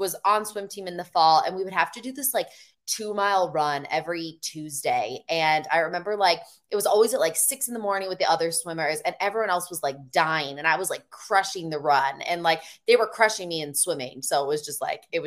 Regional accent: Chicago, Illinois, United States; moved away; I'm actually from Chicago area, the suburbs.

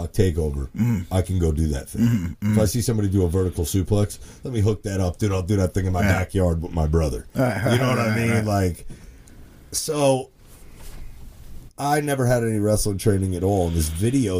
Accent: South Hackensack, New Jersey, United States; I grew up in South Hackensack

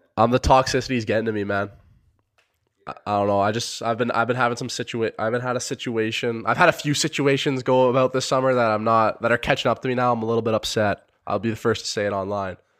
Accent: Sarnia, Ontario, Canada; I'm from Sarnia, Ontario, Canada

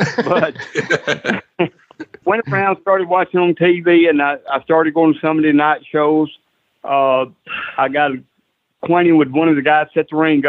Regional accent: Huntsville, Alabama, United States; I was born in Huntsville, Alabama.

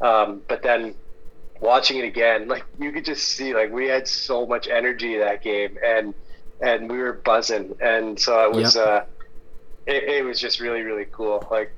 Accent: Pacific Northwest, United States; You know, I'm from the Pacific Northwest.

